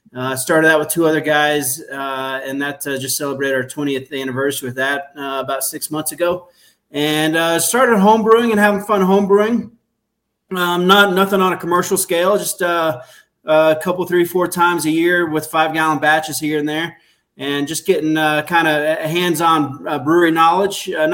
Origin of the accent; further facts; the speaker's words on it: Houston, Texas, United States; moved away as an adult; I've been here since the late 90s, 1998, but I was born and raised in Houston.